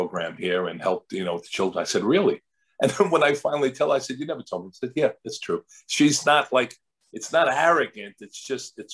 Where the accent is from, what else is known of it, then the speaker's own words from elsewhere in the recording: New York, United States; moved away as an adult; also born or lived in Seattle / Chicago; now in Orange County, United States; I'm a New Yorker